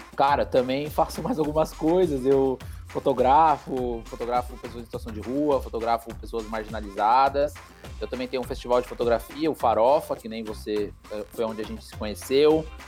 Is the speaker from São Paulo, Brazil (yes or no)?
yes; Mogi das Cruzes, São Paulo, Brazil; eu sou aqui de Mogi das Cruzes, próximo de vocês, né? Aqui da região do, do Alto Tietê.